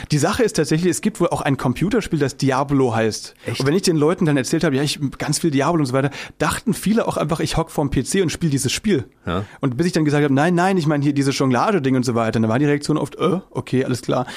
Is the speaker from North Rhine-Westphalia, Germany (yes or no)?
no; Müllheim, Baden-Württemberg, Germany; now in Berlin, Germany; ich bin äh, gar nicht aus dem Schwabenland, sondern aus äh, Baden